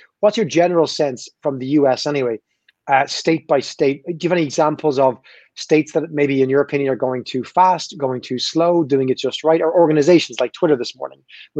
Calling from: Ireland; I'm calling you from Ireland

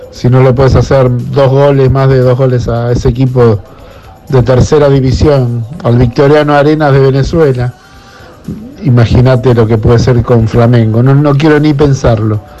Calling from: Caballito, Buenos Aires, Argentina; Buenas noches … de Caballito

